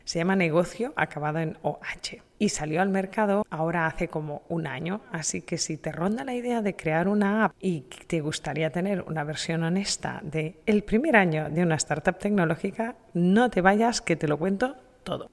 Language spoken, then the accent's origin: Spanish; Spain; en mi país, en España